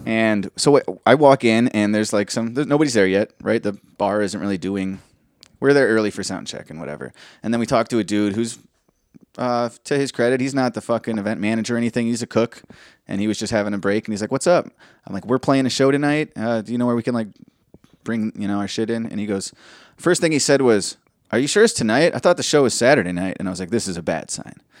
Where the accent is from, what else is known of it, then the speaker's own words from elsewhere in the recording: Austin, Texas, United States; I'm from Austin, baby, I'm from Texas